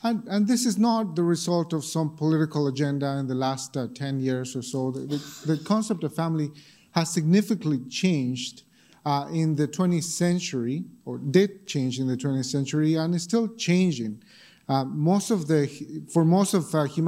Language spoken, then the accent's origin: English; Bolivia; moved away; when I was growing up in Bolivia